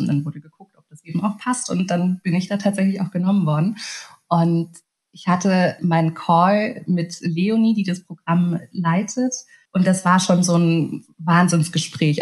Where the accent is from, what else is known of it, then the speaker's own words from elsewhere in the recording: Munich, Bavaria, Germany; also born or lived in Hungary / Berlin; now in Munich, Germany; aufgewachsen bin ich tatsächlich relativ beschaulich im kleinen München. Komme ja ursprünglich gebürtig aus Ungarn